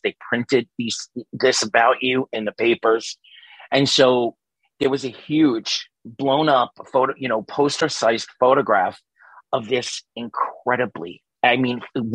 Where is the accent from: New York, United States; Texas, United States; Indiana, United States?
New York, United States; New York City; moved away; I grew up in New York City, Staten Island, New York